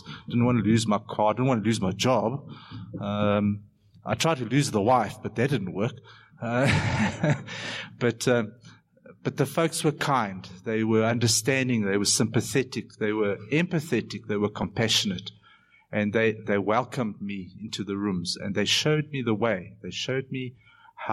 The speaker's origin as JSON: {"language": "English", "town": "Benoni", "region": "Gauteng", "country": "South Africa", "tie": "born or raised there", "said": "in my hometown, Benoni, where I live"}